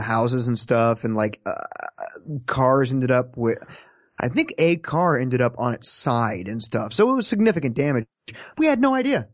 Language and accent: English; Kansas, United States; moved away; I'm from Kansas. When, when a tornado siren goes off, we step outside under the porch and look around and say, "Where is it?"